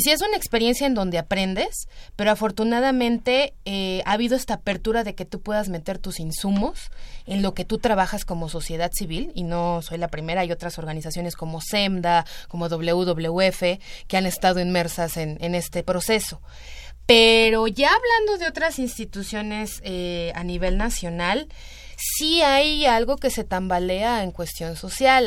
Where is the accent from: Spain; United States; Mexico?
Mexico; State of Mexico; el Estado de México, que tenemos muchísimos pueblos originarios